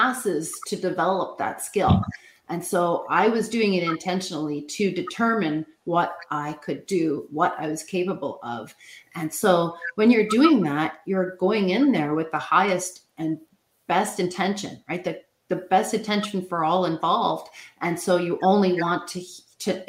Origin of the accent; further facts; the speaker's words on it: Canada; we'll go to a hockey game, because of course we're Canadian